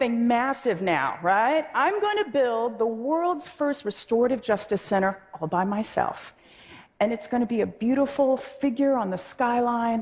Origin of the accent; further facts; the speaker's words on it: Oakland, California, United States; a high school in my hometown of Oakland